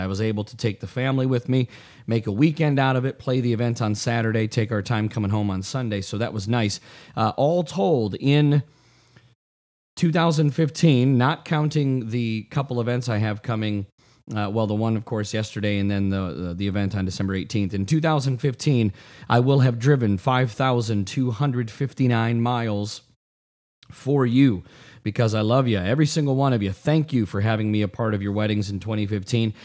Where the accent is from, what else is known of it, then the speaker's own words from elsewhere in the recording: South Lyon, Michigan, United States; also born or lived in Redford, Michigan; now in Brighton, United States; I grew up in South Lyon